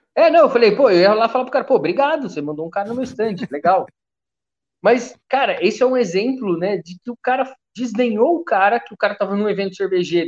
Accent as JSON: {"language": "Portuguese", "town": "Taubaté", "region": "São Paulo", "country": "Brazil", "said": "eu sou de Taubaté"}